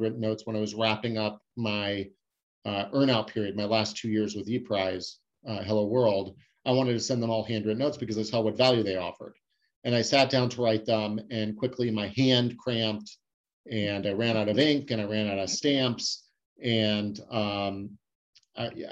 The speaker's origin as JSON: {"language": "English", "town": "Scottsdale", "region": "Arizona", "country": "United States", "tie": "born or raised there", "also_born_or_lived": "San Diego", "moved": "as an adult", "said": "I moved back to where I grew up in Scottsdale, Arizona"}